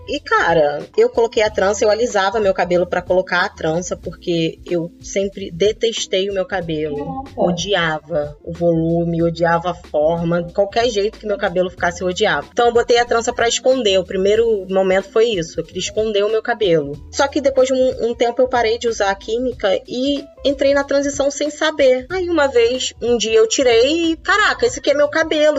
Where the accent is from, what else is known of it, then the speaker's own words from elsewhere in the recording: interior of Minas Gerais, Brazil; now in Rio de Janeiro, Brazil; fui criada no interior de Minas